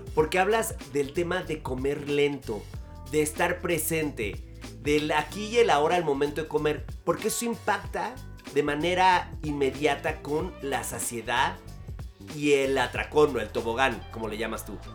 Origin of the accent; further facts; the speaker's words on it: Mexico; somos mexicanos